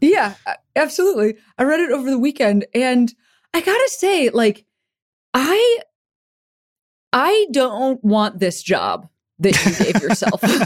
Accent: Chicago, Illinois, United States; moved away; I'm from Chicago

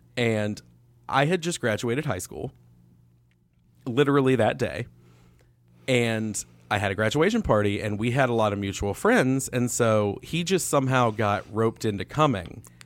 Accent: Winston-Salem, North Carolina, United States; moved away; when I grew up in Winston-Salem

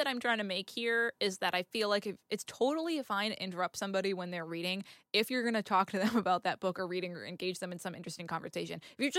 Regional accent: New England, United States; I grew up in New England. We're mean as fuck.

